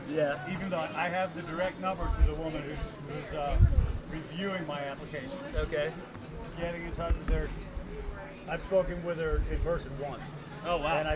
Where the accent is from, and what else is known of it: Gainesville, United States; born or raised there; also born or lived in Seattle, Washington / St. Louis, Missouri